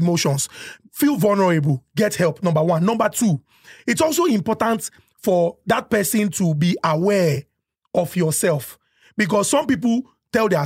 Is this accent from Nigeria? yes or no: yes; Nigeria; I am a Nigerian man